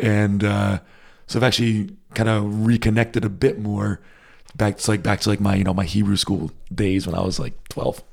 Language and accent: English; New England, United States; moved away as an adult; now in Berlin, Germany; growing up in the States, especially in New England, there are a lot of Jews